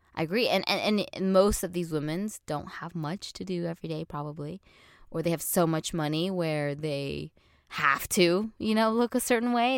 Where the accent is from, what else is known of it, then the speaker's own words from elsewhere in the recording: Orange County, California, United States; growing up in Orange County